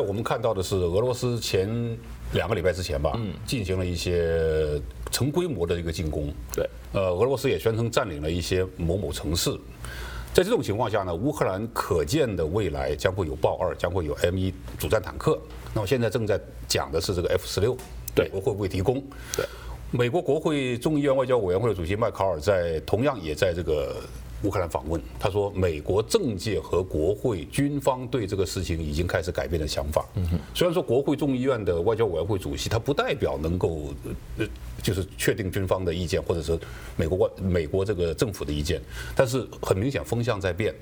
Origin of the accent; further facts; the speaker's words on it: China; moved away; 我从小在中国大陆受的教育也一样啊